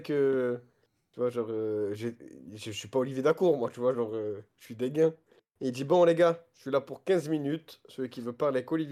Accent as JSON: {"language": "French", "town": "Paris", "region": "Île-de-France", "country": "France", "said": "je suis un parisien, moi."}